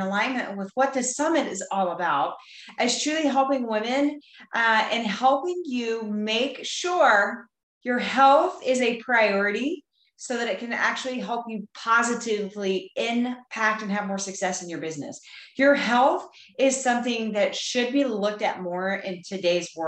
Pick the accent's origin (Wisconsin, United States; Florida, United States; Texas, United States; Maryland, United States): Texas, United States; I am from Texas. I live just outside of Fort Worth, Texas, in a small country town